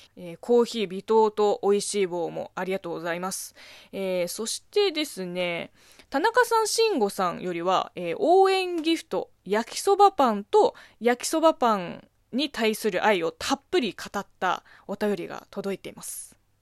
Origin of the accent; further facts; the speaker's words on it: Zhejiang, China; Japanese is a second language; moved away as an adult; now in Japan; 私の地元、浙江省